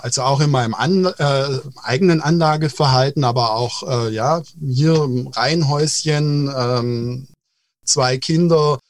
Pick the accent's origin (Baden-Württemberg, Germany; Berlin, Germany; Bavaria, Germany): Baden-Württemberg, Germany; Ja, also wir sind ja aus Baden-Württemberg